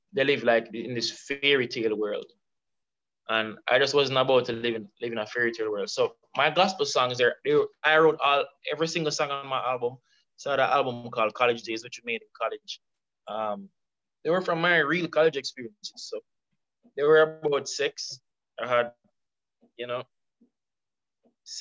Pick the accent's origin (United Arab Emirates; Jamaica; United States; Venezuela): Jamaica; Kingston